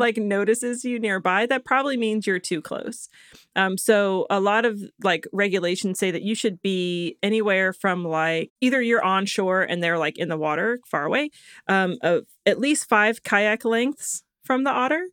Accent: Florida, United States; I was born in Florida

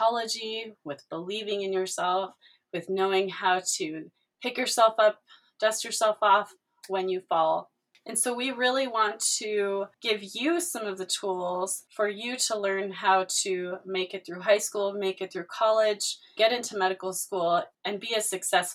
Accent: Los Angeles, California, United States; also born or lived in San Bernardino, California; I grew up in Los Angeles and later near San Bernardino, California

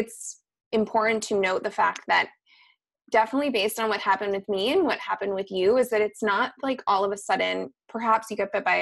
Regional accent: East Coast, United States; moved away; I grew up on the East Coast

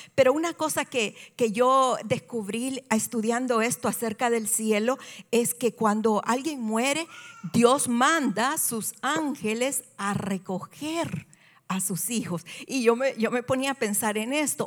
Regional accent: El Salvador; soy salvadoreña y en El Salvador esto es muy común

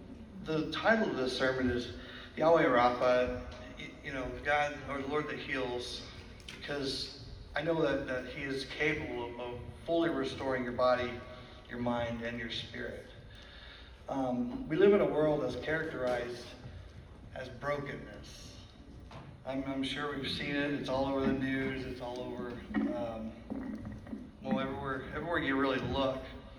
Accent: Livingston, United States; I'm from Livingston.

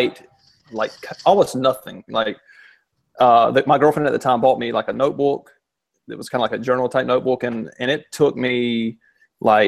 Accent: the South, United States; moved away; also born or lived in Charleston, South Carolina; I'm from the South

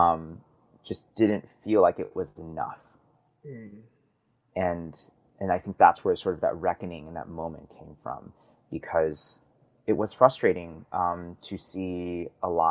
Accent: Midwest, United States; I grew up in the Midwest

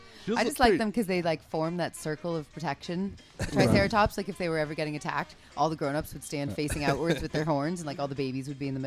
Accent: Canada; I'm the Canadian one.

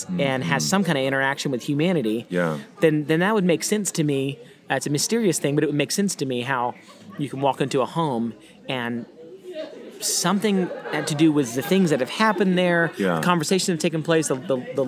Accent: Baytown, Texas, United States; coming from Baytown, Texas, outside of Houston, I love my hometown because family's there

